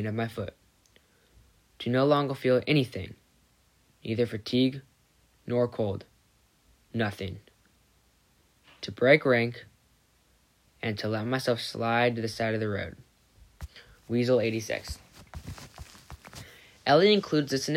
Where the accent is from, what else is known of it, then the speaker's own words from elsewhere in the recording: San Diego, California, United States; I grew up here in San Diego